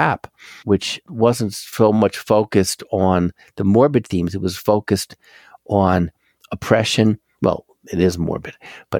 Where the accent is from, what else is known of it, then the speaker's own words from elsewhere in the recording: Philadelphia, Pennsylvania, United States; I'm from Philly